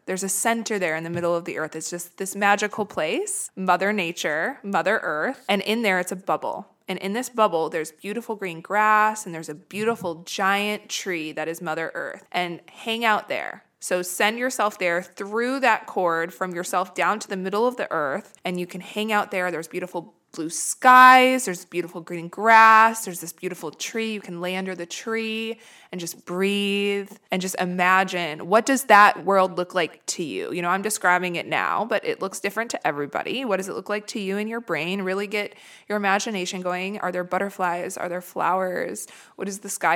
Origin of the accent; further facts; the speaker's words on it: Midwest, United States; now in Los Angeles, United States; I come from the Midwest where it's very snowy and shitty in the winter